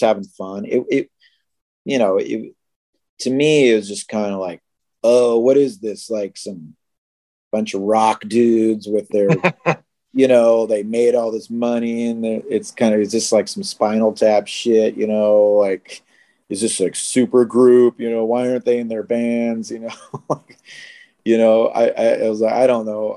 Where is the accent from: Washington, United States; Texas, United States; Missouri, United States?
Washington, United States; Seattle; we're all from Seattle and we all knew each other.